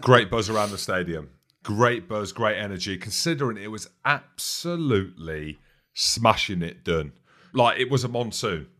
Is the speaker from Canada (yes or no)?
no; Edinburgh, Scotland, United Kingdom; Edinburgh is my hometown